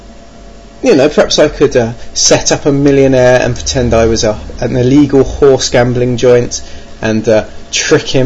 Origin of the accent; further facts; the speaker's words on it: Birmingham, West Midlands, United Kingdom; 2 were in my hometown